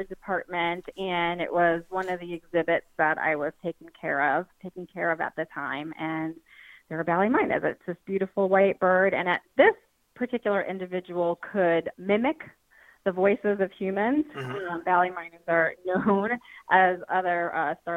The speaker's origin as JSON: {"language": "English", "town": "New York City", "region": "New York", "country": "United States", "tie": "born or raised there", "said": "I grew up in New York City"}